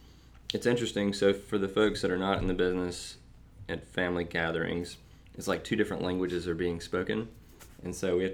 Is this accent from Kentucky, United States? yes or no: no; Athens, Georgia, United States; we're from Athens, we're in Athens